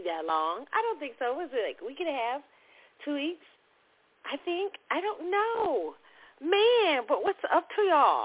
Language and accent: English; Kansas City, United States; moved away; my hometown, Kansas City